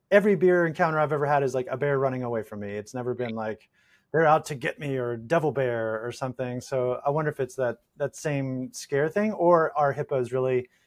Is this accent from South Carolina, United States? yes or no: yes; South Carolina, United States; In the southeast, so South Carolina.